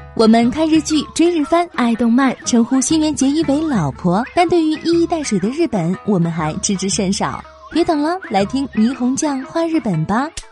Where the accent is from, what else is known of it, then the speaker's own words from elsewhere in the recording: China; 我们中国人